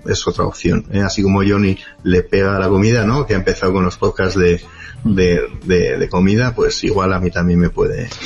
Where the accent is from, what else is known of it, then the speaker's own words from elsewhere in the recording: Pamplona, Navarre, Spain; no soy de Bilbao, soy Pamplona